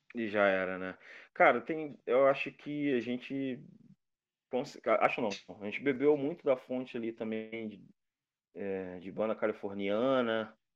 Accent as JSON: {"language": "Portuguese", "region": "Rio de Janeiro", "country": "Brazil", "said": "Sou de Madureira"}